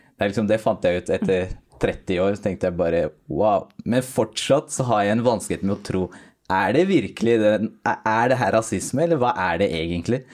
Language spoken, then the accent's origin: Norwegian; Norway; jeg er jo født og oppvokst i Norge